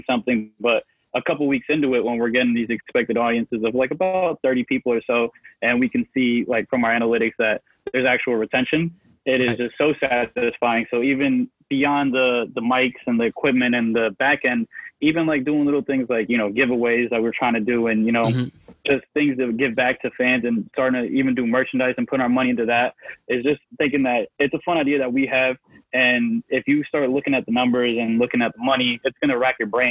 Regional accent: Connecticut, United States; I'm from Connecticut

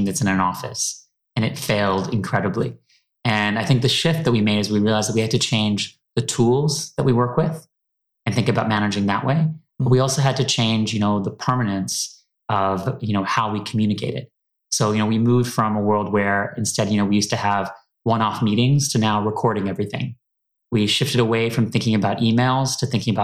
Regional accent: Toronto, Ontario, Canada; moved away as an adult; also born or lived in New York / San Francisco; now in London, United Kingdom; I'm originally from Toronto.

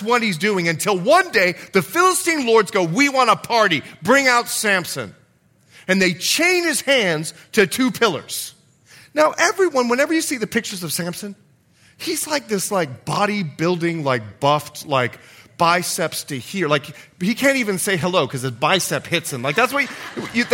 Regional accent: Bahamas; moved away; I'm from the Bahamas

